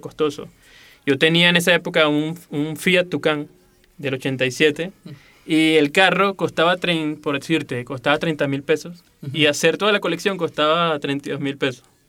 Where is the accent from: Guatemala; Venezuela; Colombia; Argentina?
Venezuela; moved away as an adult; now in Mexico City, Mexico; Soy de Venezuela y tengo aproximadamente tres años viviendo en la Ciudad de México